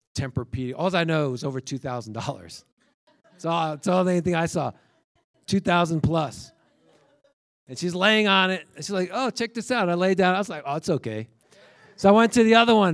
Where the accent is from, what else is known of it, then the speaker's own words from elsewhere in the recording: New York, United States; I grew up in New York